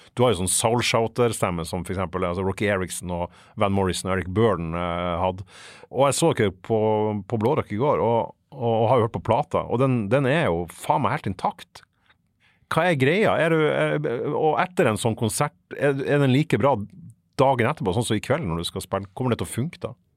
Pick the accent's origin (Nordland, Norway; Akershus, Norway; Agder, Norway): Nordland, Norway; Fauske; Fauske, der jeg er fra